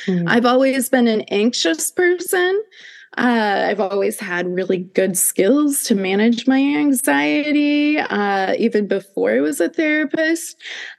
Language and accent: English; Midwest, United States; I grew up in the Midwest.